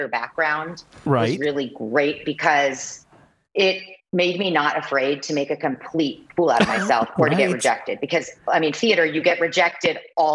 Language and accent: English; Kansas City, United States; moved away as an adult; also born or lived in New York / Los Angeles; I am from Kansas City and I'm 42 years old